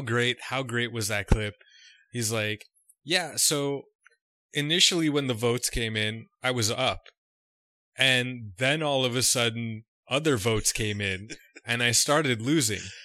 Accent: Canada; just being a Canadian

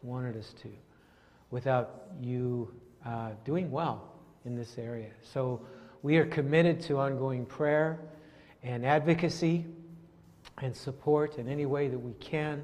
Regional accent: northern Alberta, Canada; I grew up in the north, very close, not far from the Lubicon people. My hometown was about 3 hours south of the Lubicon Lake

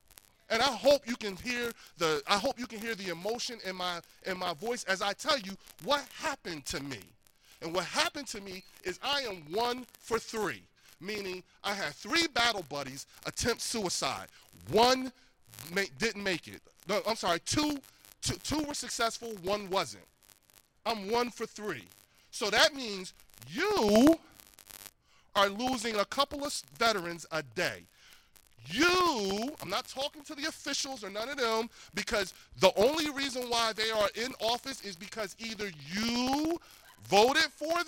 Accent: Trenton, New Jersey, United States; I was born and raised in Trenton, New Jersey. I graduated from Trenton High in 1994.

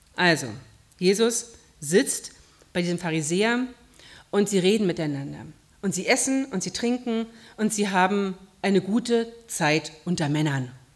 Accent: Berlin, Germany; moved away; Ich habe in meiner Heimatgemeinde in Berlin mal die, eine Fußwaschung miterlebt.

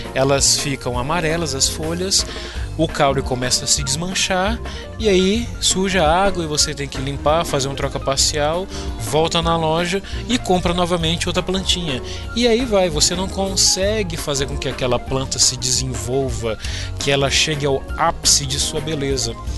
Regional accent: Brasília, Federal District, Brazil; sou de Brasília

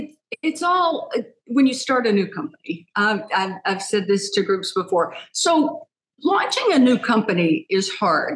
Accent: Texas, United States; moved away as an adult; also born or lived in Chicago; now in Arizona, United States; I'm from Texas, and I spent most of my life in Texas

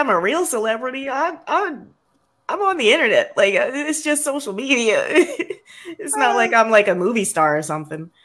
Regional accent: South DeKalb, Atlanta area, Georgia, United States; I grew up in South DeKalb

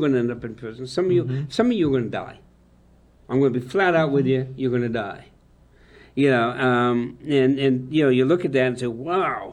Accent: United States; us as American Christians

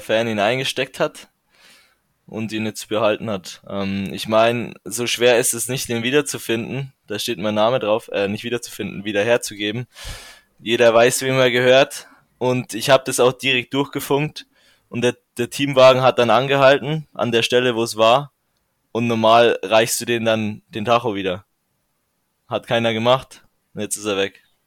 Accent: Regensburg, Bavaria, Germany; ich komme aus Regensburg, dem höchsten Punkt der Donau

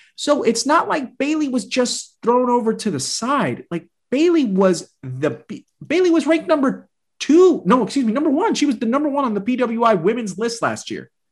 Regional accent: Puerto Rico; I'm from Puerto Rico

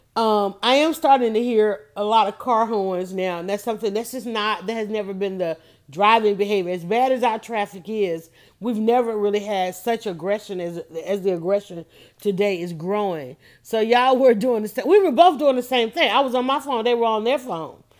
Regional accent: Atlanta, Georgia, United States; I grew up in Fulton County

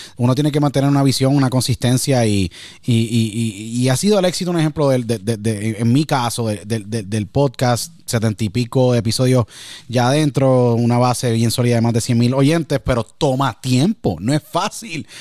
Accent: Puerto Rico; moved away; me acuerdo muchísimo cuando me fui de Puerto Rico

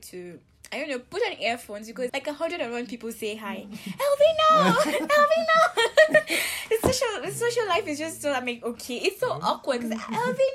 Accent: Nigeria; now in Kenya

